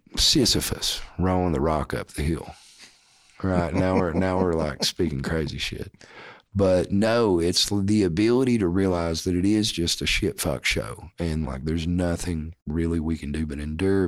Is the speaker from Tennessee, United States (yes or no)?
yes; Morristown, Tennessee, United States; A M thirteen hundred W M T N, right? Like, my hometown